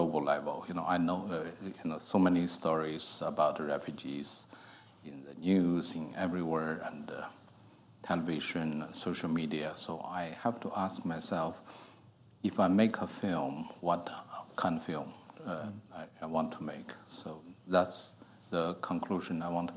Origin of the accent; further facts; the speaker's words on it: China; moved away as an adult; I grew up in China.